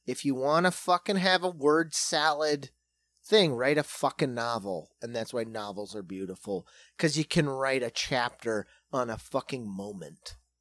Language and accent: English; South Dakota, United States; we're from South Dakota